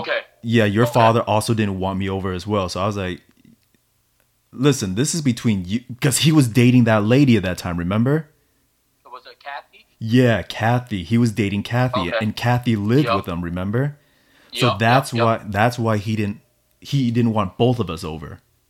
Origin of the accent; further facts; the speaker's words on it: United States; just because I'm I'm American, and you know, it's the community that actually took me in immediately without question.